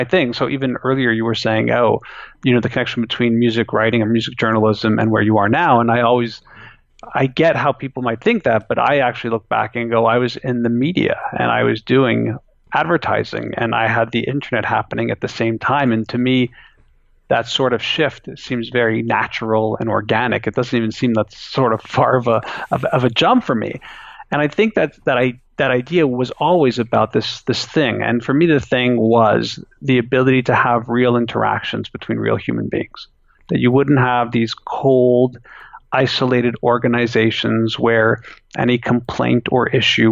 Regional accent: Canada; I still live where I was born

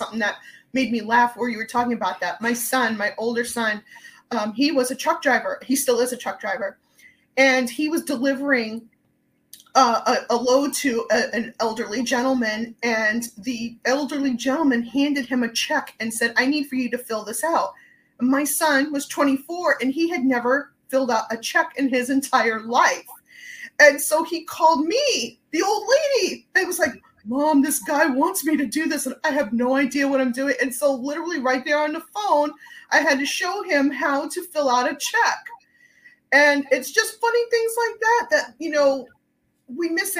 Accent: New York, United States; and here I am from New York. And every time I would speak, their automated system would kick me out because it didn't understand what I was saying.

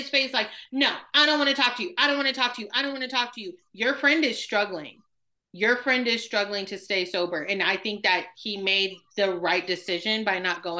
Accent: Midwest, United States; I'm from the Midwest

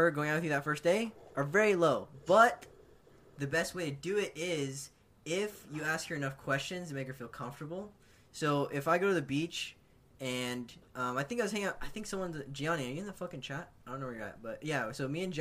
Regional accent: Orange County, California, United States; I'm from OC.

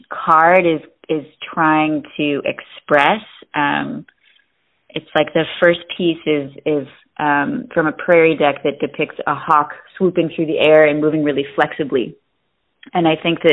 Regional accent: Detroit, Michigan, United States; now in Los Angeles, United States; Born and raised in Metro Detroit

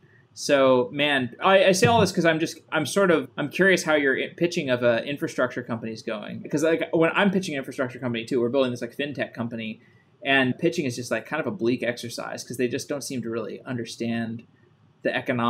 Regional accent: Austin, Texas, United States; I'm from Austin originally, so.

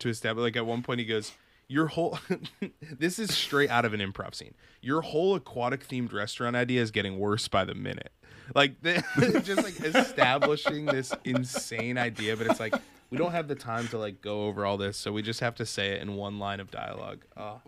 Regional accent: Massachusetts, United States; I'm from Massachusetts.

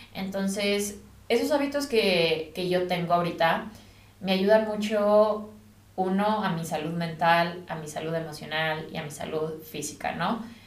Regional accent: Mexico; also born or lived in United States; now in England, United Kingdom; yo soy de México

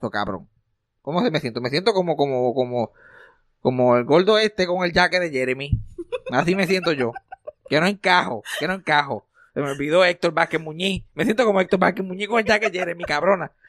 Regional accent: Puerto Rico; Yo nací en Puerto Rico

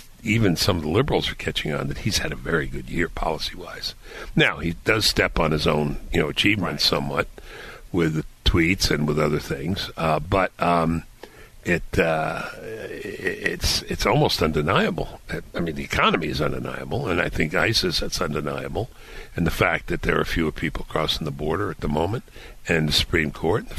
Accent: New York City, New York, United States; I'm from Brooklyn.

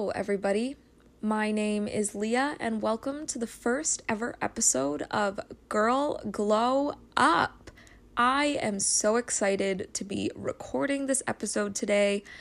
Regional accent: New Hampshire, United States; moved away as an adult; now in Connecticut, United States; I was raised in New Hampshire, but I recently just moved in with my boyfriend in Connecticut.

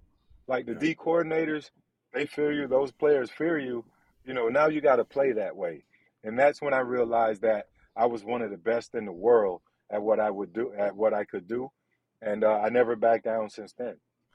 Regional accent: Belgrade, Serbia; One of the fastest guys in my hometown back in Belgrade.

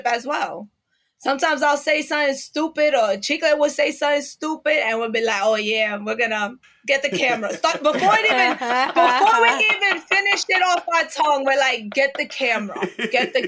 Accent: New York City, New York, United States; I grew up in East New York in Brooklyn

